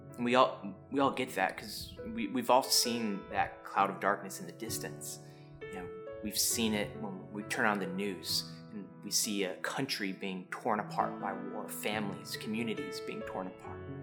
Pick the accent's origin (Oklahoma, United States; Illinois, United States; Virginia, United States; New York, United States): Illinois, United States; Chicago; moved away; also born or lived in the South; I grew up in Chicago and moving down to the South